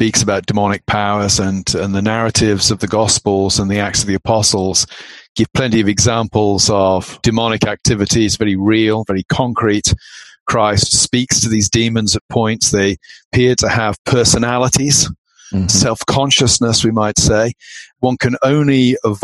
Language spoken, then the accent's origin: English; England, United Kingdom; I grew up in England